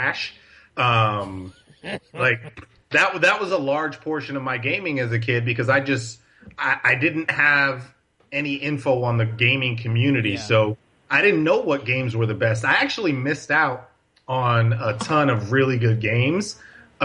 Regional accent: Paterson, New Jersey, United States; I grew up in North Jersey in a city called Paterson

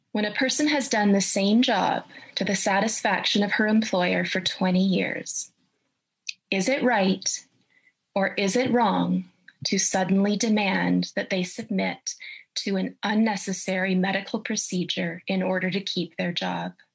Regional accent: Canada; I'm a professor of ethics and I'm a Canadian

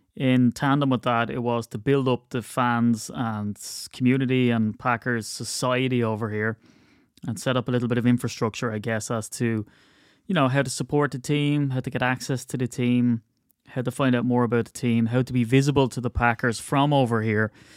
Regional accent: Ireland; I'm Irish

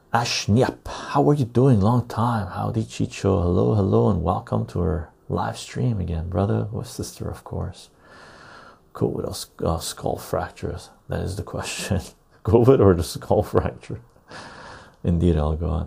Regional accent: Canada; as a Canadian

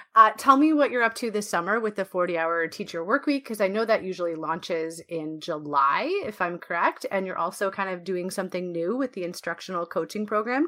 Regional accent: Canada; I feel like I own a piece of it as a Canadian

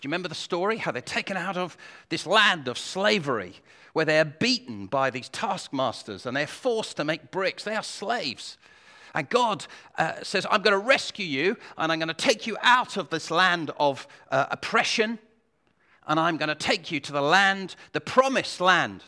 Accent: United Kingdom; we're British

